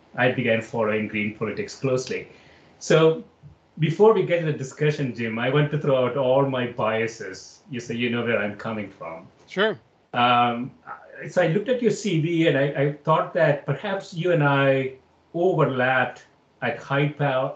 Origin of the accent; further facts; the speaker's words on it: Kerala, India; moved away as an adult; also born or lived in Chicago; I grew up in South India in a in a obscure place called Kerala